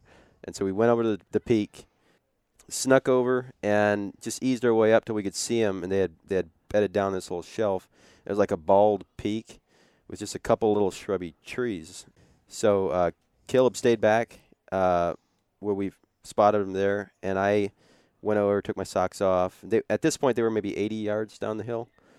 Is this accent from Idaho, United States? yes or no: yes; Idaho, United States; because I'm normally the type of guy growing up in the Northwest, and you've hunted where I grew up